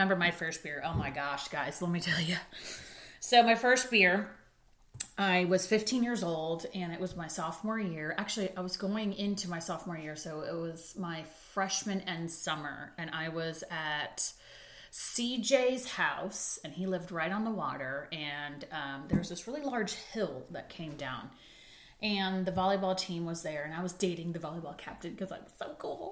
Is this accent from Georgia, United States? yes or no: no; Manhattan Beach, California, United States; I was raised in Manhattan Beach, California